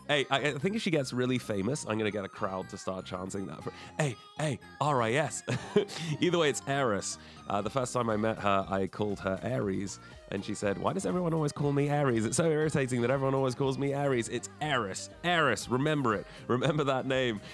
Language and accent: English; England, United Kingdom; also born or lived in Canada; I was born in Canada, but I grew up in England